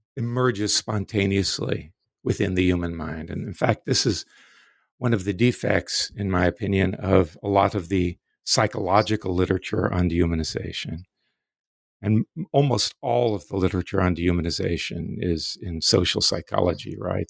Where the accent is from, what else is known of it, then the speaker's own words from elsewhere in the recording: Florida, United States; also born or lived in New York City, United States; I grew up in the Deep South in Florida in the nineteen fifties and sixties